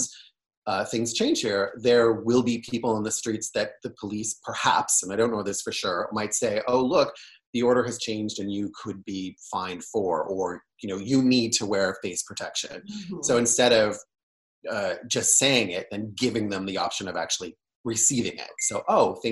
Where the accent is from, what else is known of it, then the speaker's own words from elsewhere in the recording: Niagara, Ontario, Canada; moved away as an adult; also born or lived in London, Ontario; now in San Francisco, United States; I'm Canadian by birth